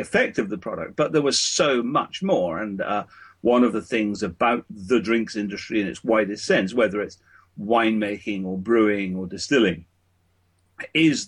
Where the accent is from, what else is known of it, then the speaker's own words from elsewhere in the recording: Scotland, United Kingdom; moved away; both my wife and I come from Scotland, so we were very keen when our family started to come back to Scotland